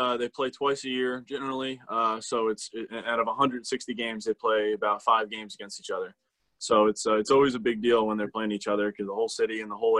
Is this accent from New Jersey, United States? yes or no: yes; New Jersey, United States; I mean, I live 30 minutes ish from New York City, so I've had plenty of experiences getting to go in there.